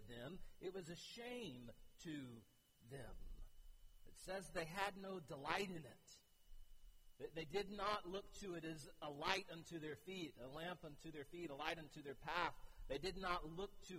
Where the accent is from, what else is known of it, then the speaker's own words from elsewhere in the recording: United States; as an American